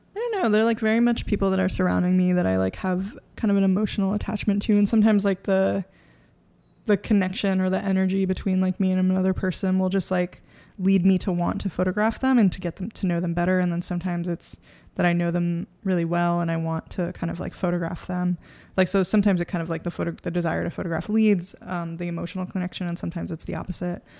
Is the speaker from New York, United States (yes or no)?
yes; New York City, New York, United States; I grew up in the Bronx.